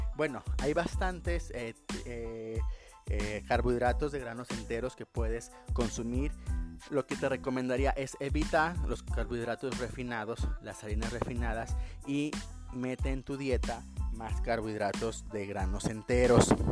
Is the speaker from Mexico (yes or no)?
yes; Mexico; como humanos, como mexicanos, si no me duele, pues no está